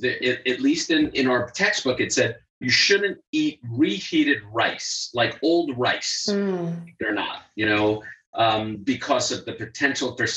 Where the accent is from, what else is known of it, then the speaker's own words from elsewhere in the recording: New York, United States; I grew up in New York